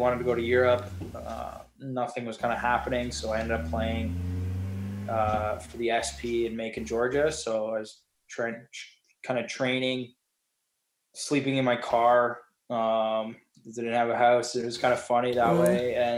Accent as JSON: {"language": "English", "country": "Canada", "said": "And so it was one of those things where it was like every Canadian had a dream"}